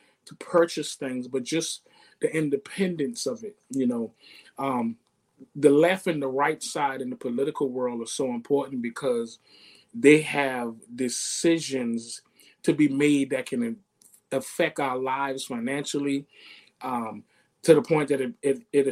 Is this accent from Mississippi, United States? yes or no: no; Charleston, South Carolina, United States; Charleston, born and raised